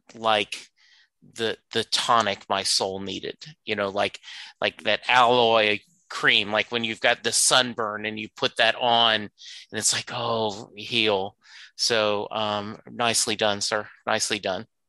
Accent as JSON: {"language": "English", "town": "Lake Charles", "region": "Louisiana", "country": "United States", "tie": "born or raised there", "said": "I grew up in Lake Charles, Louisiana"}